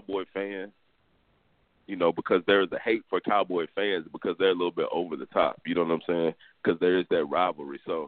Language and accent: English; Houston, Texas, United States; I'm from Houston.